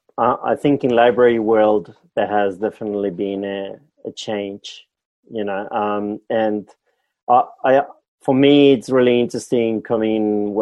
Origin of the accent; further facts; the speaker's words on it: Basque Country, Spain; English is a second language; moved away as an adult; now in Australia; You know, I come from Europe. So I'm from the Basque Country in the north of Spain, south of France.